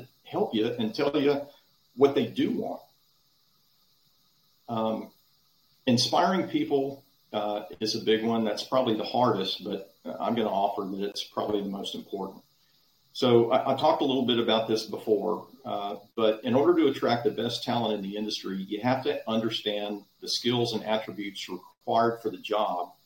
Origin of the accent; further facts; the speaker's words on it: Dallas, Texas, United States; When I was a kid growing up in Dallas